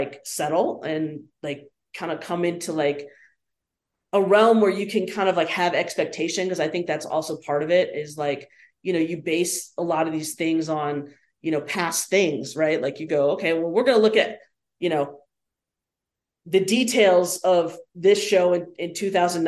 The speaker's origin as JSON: {"language": "English", "town": "Nashville", "region": "Tennessee", "country": "United States", "tie": "born or raised there", "also_born_or_lived": "Rochester, New York / Los Angeles, California / Chicago", "said": "growing up in Nashville, of course, I knew Victor Wooten."}